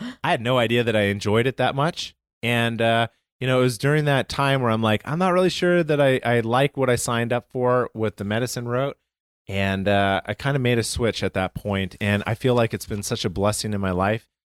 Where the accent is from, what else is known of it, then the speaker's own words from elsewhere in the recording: Calgary, Alberta, Canada; moved away; I'm from Calgary, Canada.